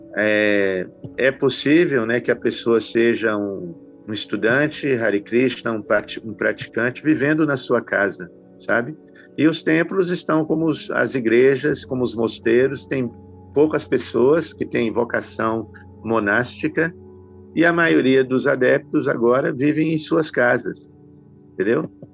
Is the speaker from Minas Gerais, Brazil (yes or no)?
yes; Belo Horizonte, Minas Gerais, Brazil; now in Nova Gokula, Brazil; eu sou mineiro né, de Belo Horizonte